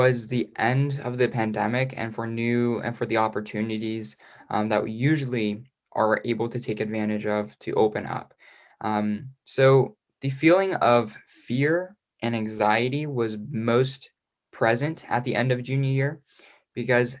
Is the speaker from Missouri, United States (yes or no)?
yes; Missouri, United States; I am from Parkview High School in Missouri. I'm currently 18 years old